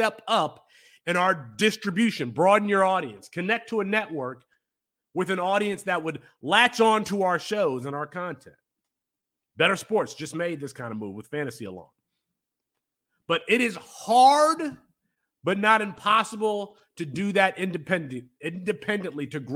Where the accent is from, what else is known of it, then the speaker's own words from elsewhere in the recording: Kalamazoo, Michigan, United States; growing up in Kalamazoo